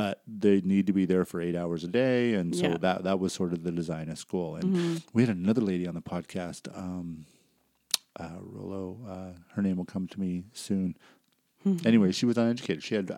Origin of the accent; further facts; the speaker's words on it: British Columbia, Canada; moved away; I grew up in BC.